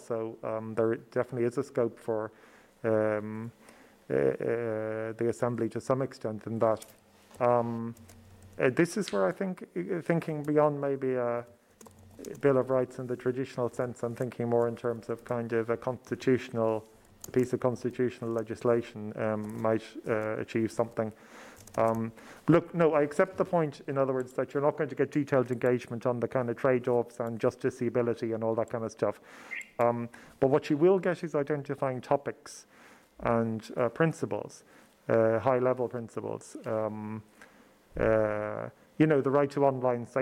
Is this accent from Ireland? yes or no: yes; Ireland; as a Southerner